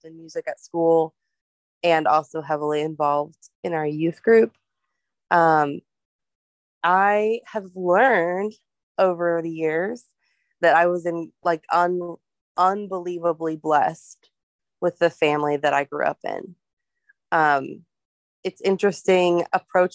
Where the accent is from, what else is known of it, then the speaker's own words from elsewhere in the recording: Ohio, United States; I grew up in Ohio, and like most of my year, we moved there when I was 5